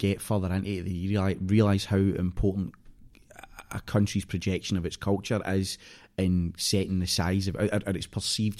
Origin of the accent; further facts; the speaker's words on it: Scotland, United Kingdom; so they know that I'm Scottish, but any time we met, I was an American.